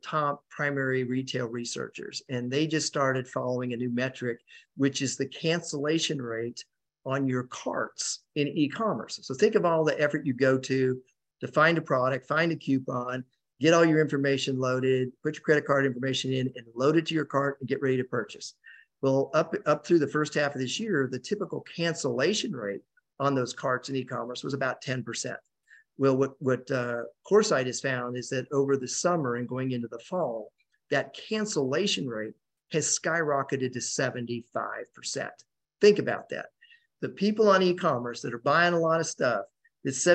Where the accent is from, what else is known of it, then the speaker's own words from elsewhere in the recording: Colorado, United States; I grew up in Colorado